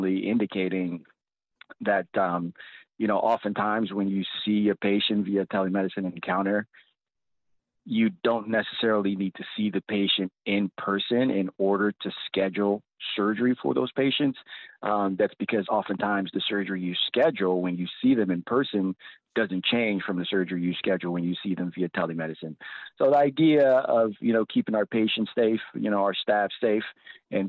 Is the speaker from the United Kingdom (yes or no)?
no; Compton, California, United States; born or raised there; also born or lived in Nigeria; now in Washington, United States